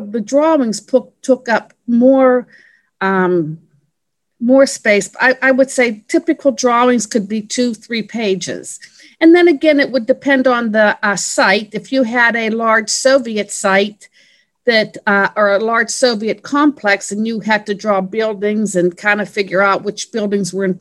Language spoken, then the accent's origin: English; Pennsylvania, United States; moved away as an adult; also born or lived in Washington, D.C. area; I was born and raised in Pennsylvania